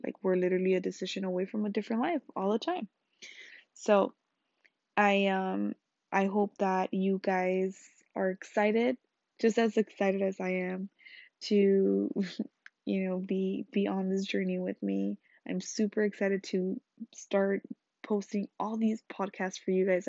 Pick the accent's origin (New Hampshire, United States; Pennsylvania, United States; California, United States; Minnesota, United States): California, United States; Los Angeles; I grew up in Salsa Anchoa, L A.